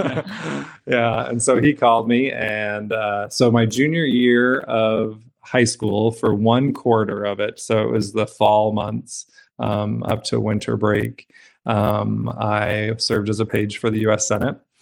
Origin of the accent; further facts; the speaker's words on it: Brigham City, Utah, United States; I grew up in Utah in Brigham City's small town